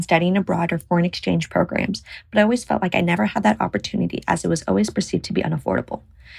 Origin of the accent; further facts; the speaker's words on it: Florida, United States; moved away as an adult; now in France; I am from Florida, and I'm in my first year at the Burgundy School of Business in France